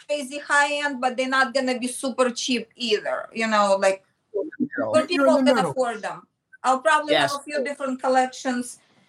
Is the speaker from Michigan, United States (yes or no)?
yes; Michigan, United States; Before Parsons, and when I came from Michigan, there was like a time frame, and I did portraits in Greenwich Village, you know, just on the street.